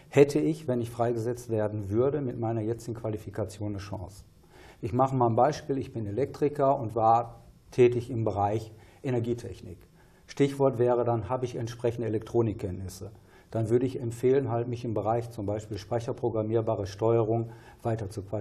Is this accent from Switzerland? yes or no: no; Bottrop, North Rhine-Westphalia, Germany; eine eben in meiner Heimatstadt Bottrop, Prosper Haniel